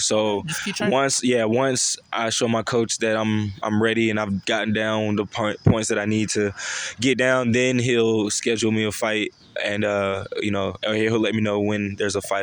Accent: Augusta, Georgia, United States; moved away as an adult; now in Charlotte, United States; I'm from Augusta, Georgia.

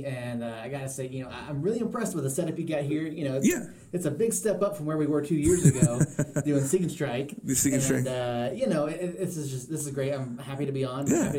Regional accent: Atlanta, Georgia, United States; now in Albuquerque, United States; born and raised in the Atlanta area. Grew up out there.

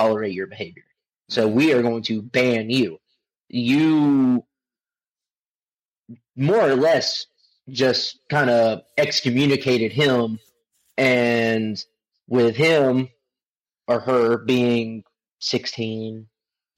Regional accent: Pelzer, South Carolina, United States; I'm born and raised in Pelzer

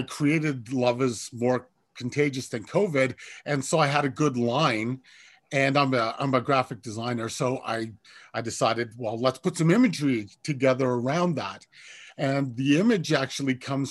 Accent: Kingston, Ontario, Canada; I am from Kingston, Ontario

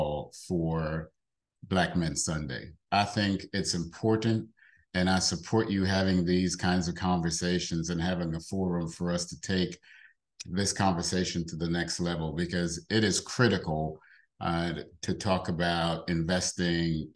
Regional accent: New York City, New York, United States; I grew up in the South Bronx, in the projects in the South Bronx, New York

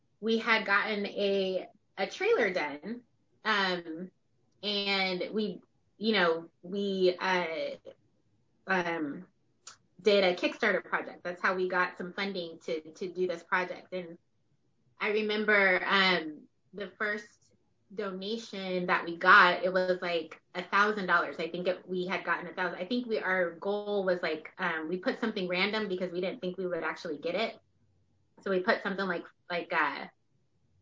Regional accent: West Linn, Oregon, United States; growing up in West Lynn.

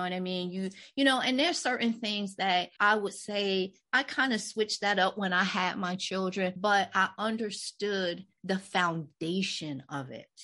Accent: New Jersey, United States; we're from Jersey

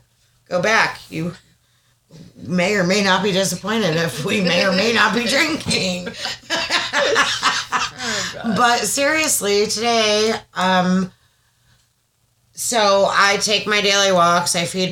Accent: New York, United States; moved away; going back to my roots and where I'm from in New York

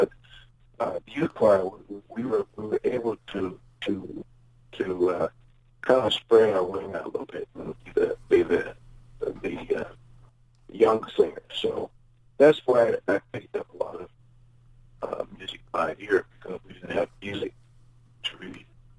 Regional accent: Los Angeles, California, United States; also born or lived in Spokane, Washington / New Orleans / San Francisco; I was born in Spokane, Washington. And from there, we went to New Orleans, and then back and forth from San Francisco to Los Angeles. So I would say I spent most of my time probably in Los Angeles, my schooling and stuff there.

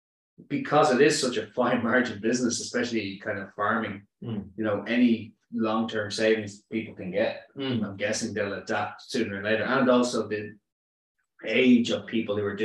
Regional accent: Dublin, Leinster, Ireland; I'm from Dublin, born and bred

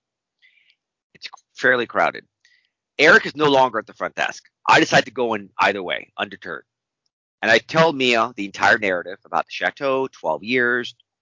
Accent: Wisconsin, United States; I'm just somebody from Wisconsin

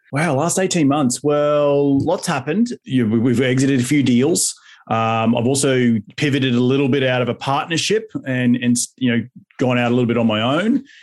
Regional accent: Australia; now in United States; back in my home country in Australia

